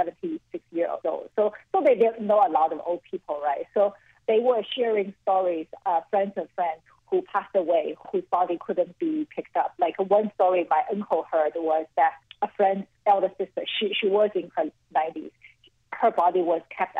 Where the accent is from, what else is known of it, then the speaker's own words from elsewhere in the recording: Shanghai, China; now in Hong Kong; my hometown, Shanghai